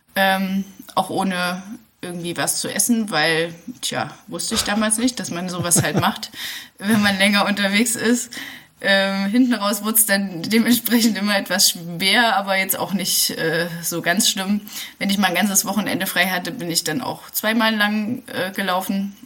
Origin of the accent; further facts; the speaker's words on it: Dessau, Saxony-Anhalt, Germany; moved away as an adult; also born or lived in Jena; Also ich komme eigentlich aus Dessau und Sachsen-Anhalt, mhm. wo es so ganz flach ist